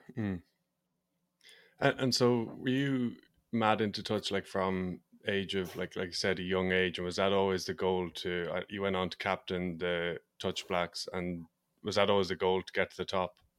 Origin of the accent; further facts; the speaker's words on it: Ireland; I'm from Ireland